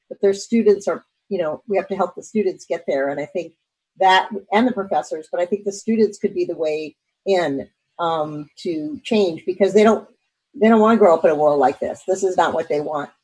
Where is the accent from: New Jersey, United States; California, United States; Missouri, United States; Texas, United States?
Missouri, United States; St. Louis; I'm from St. Louis, Missouri, probably one of the most polarized states.